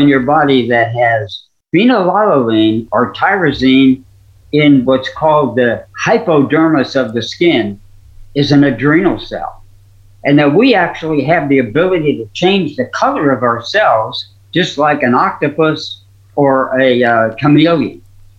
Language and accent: English; Missouri, United States; You know, I'm from Missouri. You got to show me.